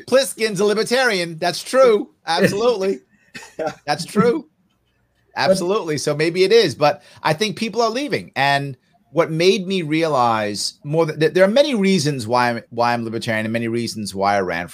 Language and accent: English; New York, United States; my state of New York